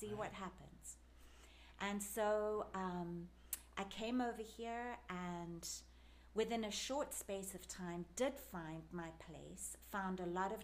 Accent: South Africa; accent: South African; moved away as an adult; also born or lived in England / New Jersey; now in Cincinnati, United States; I usually just straight up say South Africa, because that's where I grew up, and it's where I sound like I'm from. It's my accent

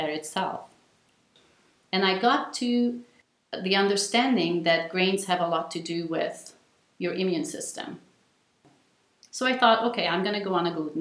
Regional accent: Hungary; moved away as an adult; I was born in Hungary and lived there until the end of high school. Came to college here.

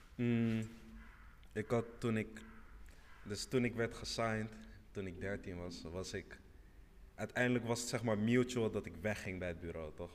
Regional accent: Senegal; ik kom uit Senegal

